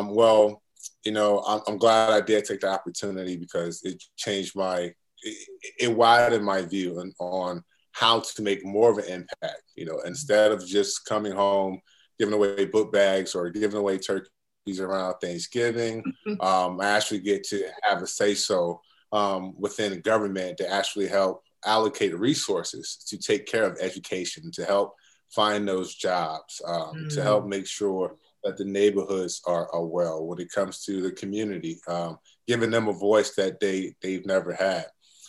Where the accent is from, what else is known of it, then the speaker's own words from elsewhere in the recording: Norfolk, Virginia, United States; You know, I come from here. I'm from this area. I'm originally from Norfolk, Virginia. Mm-hmm. And then I moved down to Virginia Beach around fifth grade, sixth grade year.